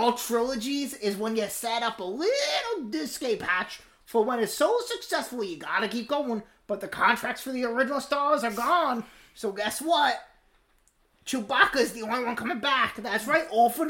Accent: England, United Kingdom; You should not take for granted that I said Z's, because I'm from England.

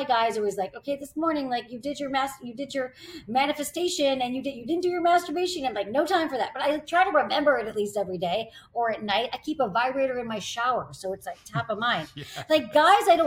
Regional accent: Michigan, United States; I grew up in Michigan

